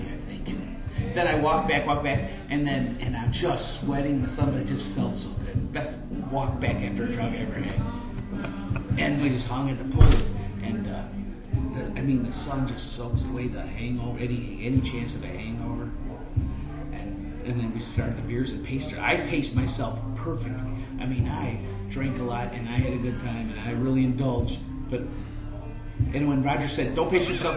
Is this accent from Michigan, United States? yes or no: yes; Michigan, United States; I'm from Michigan.